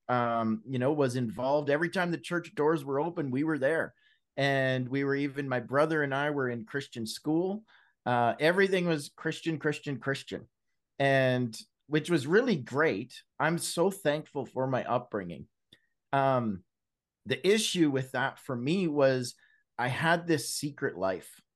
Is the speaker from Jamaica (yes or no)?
no; British Columbia, Canada; now in Alberta, Canada; Born and raised in Canada, West Coast boy, I was raised out in British Columbia. Now I live in Alberta